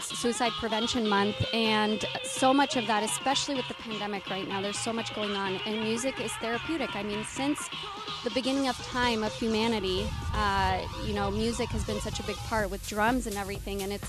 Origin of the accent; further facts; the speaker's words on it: Romania; also born or lived in Seattle; now in Los Angeles, United States; I was born in Romania, from Romania